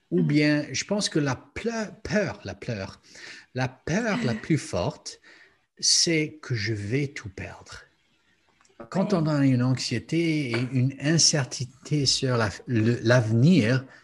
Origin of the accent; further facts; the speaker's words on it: United States; je venais des États-Unis très conservatifs